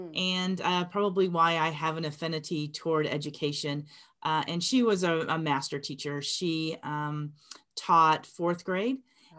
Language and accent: English; Phoenix, Arizona, United States; also born or lived in Memphis; So I grew up in Phoenix. I was born in Memphis, Tennessee, but my mom decided she did not want to live in the Deep South anymore and moved us to Phoenix when I was 8 years old.